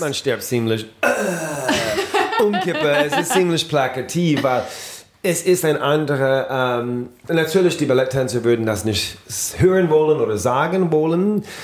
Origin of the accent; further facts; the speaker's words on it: New Orleans, Louisiana, United States; German is a second language; moved away; in New Orleans, ähm, meine Heimat